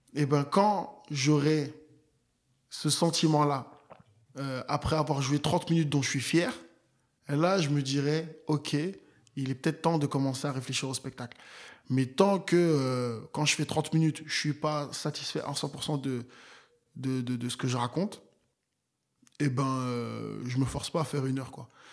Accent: Nantes, Pays de la Loire, France; moved away; j'ai grandi à Nantes. Donc voilà, c'est là où j'ai grandi

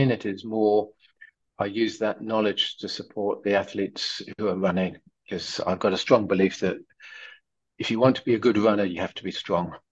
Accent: France; English is a second language; I'm French.

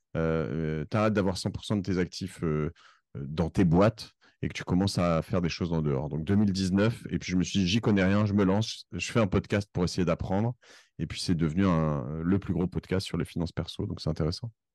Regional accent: Cherbourg, Normandy, France; also born or lived in Corsica; now in Paris, France; je suis parisien depuis 1997. Euh, j'ai grandi à Cherbourg avant. Je suis d'origine corse

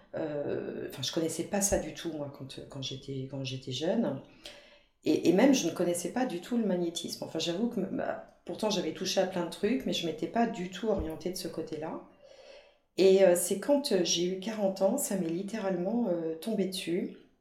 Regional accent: Brittany, France; en tant que bretonne, je dis toujours

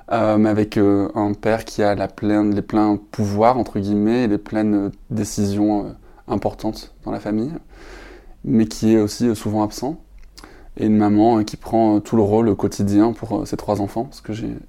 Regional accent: Perpignan, Occitania, France; born there; je suis né à Perpignan, dans le sud de la France. J'ai, si on m'entend parler sans accent, c'est normal, je crois que je l'ai perdu en route.

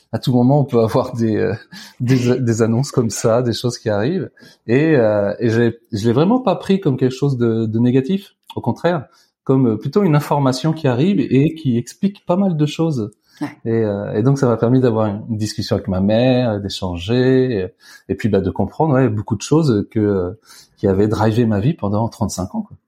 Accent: Tours, Centre-Val de Loire, France; j'ai grandi à, à Tours

